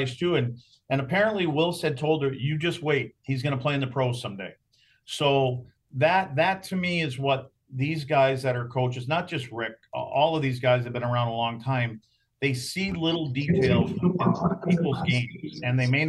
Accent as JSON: {"language": "English", "country": "United States", "said": "me being an American"}